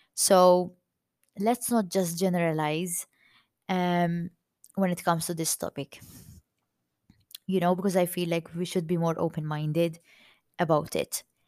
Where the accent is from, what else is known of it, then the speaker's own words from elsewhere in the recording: Malta; accent: Maltese; i'm maltese i'm proud to be maltese and if my accent sounds too maltese